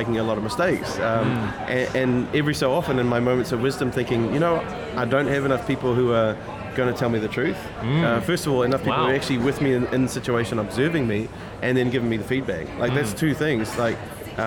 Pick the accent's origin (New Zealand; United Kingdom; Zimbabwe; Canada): New Zealand; as a Kiwi who had no background with Chinese anything